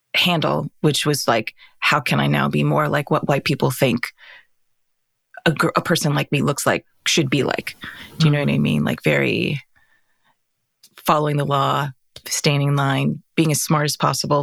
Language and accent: English; Arizona, United States; we grew up in Arizona.